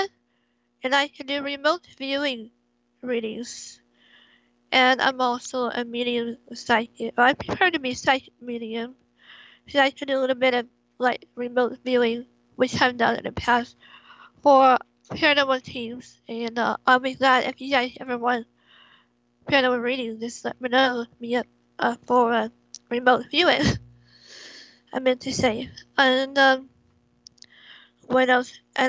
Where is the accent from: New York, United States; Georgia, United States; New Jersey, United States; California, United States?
California, United States; I was born and raised here in California.